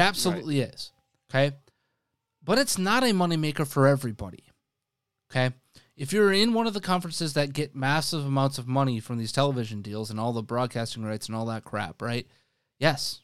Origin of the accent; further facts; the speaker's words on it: Wisconsin, United States; I grew up in Wisconsin.